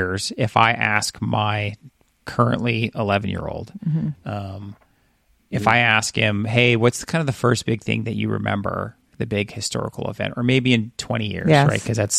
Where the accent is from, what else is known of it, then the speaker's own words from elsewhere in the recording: California, United States; I grew up in California